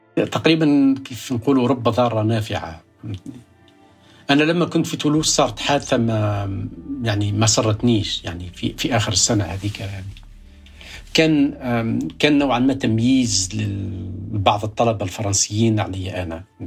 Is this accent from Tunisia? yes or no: yes; Kasserine Governorate, Tunisia; moved away as an adult; now in United States; ولدت في الريف